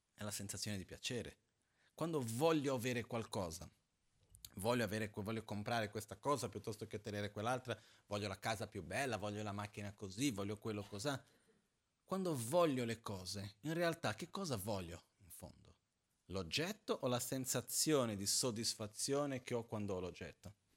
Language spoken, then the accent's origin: Italian; Brazil; moved away; quando ero ragazzino in Brasile, mi ricordo, avevo 10-11 anni